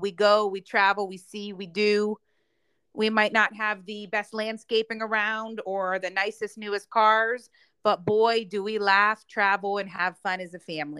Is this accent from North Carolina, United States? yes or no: yes; Charlotte, North Carolina, United States; So I'm going to help motivate people in Charlotte, in my hometown, to do that.